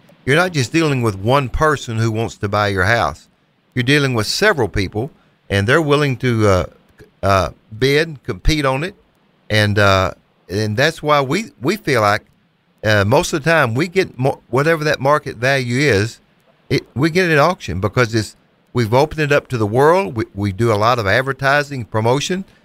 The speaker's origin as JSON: {"language": "English", "town": "Hayti", "region": "Missouri", "country": "United States", "tie": "born or raised there", "moved": "as an adult", "lives_now": "Memphis, United States", "said": "We're natives of Southeast Missouri, about an hour and a half from here. We moved from Hayti, Missouri, and it's been, almost 30 years now"}